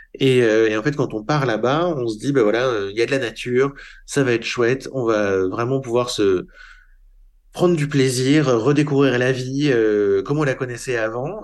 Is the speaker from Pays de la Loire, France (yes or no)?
no; Paris, Île-de-France, France; c'était une vie tout à fait normale d'un jeune Parisien